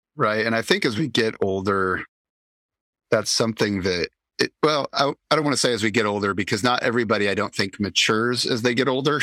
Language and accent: English; Indianapolis, Indiana, United States; moved away; growing up in Indianapolis